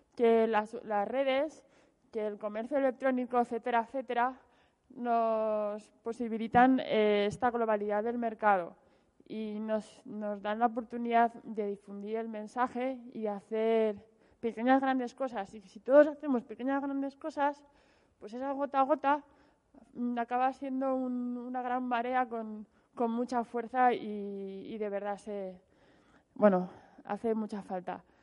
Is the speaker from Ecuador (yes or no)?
no; Zaragoza, Aragon, Spain; moved away; yo soy de Zaragoza pero llevo 16 años fuera de Zaragoza